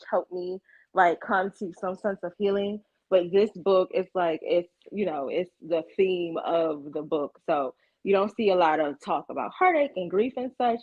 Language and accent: English; Ocean City, Maryland, United States; moved away; I'm originally from the Eastern Shore of Maryland. Like I grew up like a few miles away from Ocean City